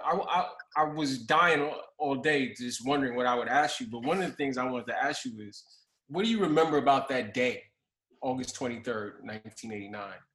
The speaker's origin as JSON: {"language": "English", "town": "New York City", "region": "New York", "country": "United States", "tie": "born or raised there", "said": "I grew up in Brownsville"}